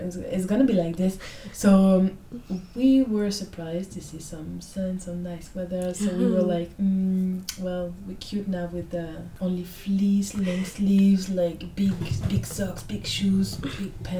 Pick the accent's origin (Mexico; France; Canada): France; English is a second language; moved away as an adult; now in London, United Kingdom